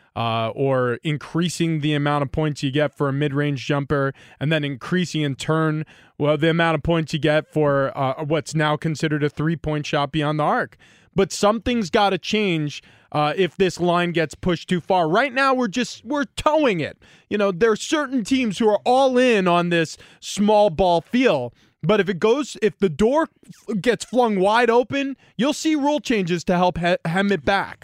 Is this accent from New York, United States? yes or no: yes; New York, United States; growing up in New York